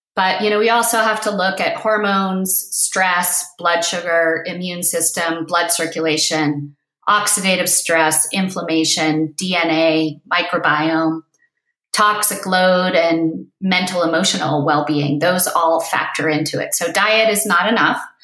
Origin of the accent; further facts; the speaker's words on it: East Coast, United States; moved away; also born or lived in Crested Butte, Colorado; I was born on the East Coast